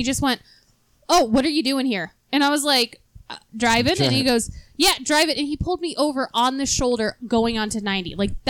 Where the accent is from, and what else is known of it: New York, United States; now in Lakewood, United States